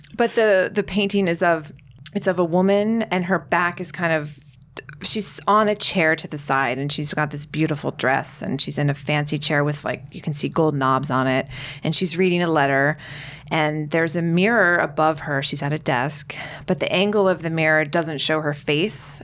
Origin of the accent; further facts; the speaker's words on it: United States; I'm American